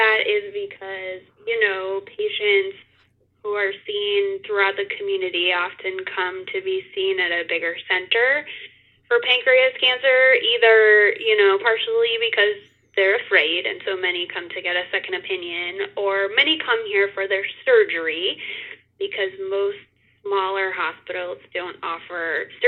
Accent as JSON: {"language": "English", "town": "Bismarck", "region": "North Dakota", "country": "United States", "tie": "born or raised there", "moved": "yes", "lives_now": "Omaha, United States", "said": "I'm from Bismarck, North Dakota. That's where I grew up."}